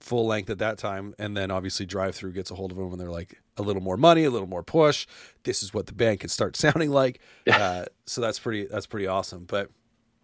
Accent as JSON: {"language": "English", "country": "Canada"}